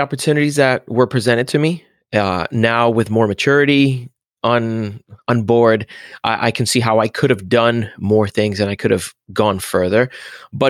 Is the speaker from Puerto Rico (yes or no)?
yes; Puerto Rico; moved away as an adult; also born or lived in Central Florida; now in Florida, United States; I grew up in Puerto Rico, and I moved to Florida when I was 20 years old.